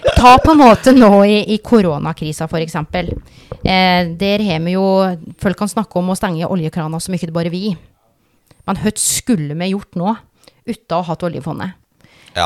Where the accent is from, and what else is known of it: Telemark, Norway; accent: Vest-Telemark dialect; moved away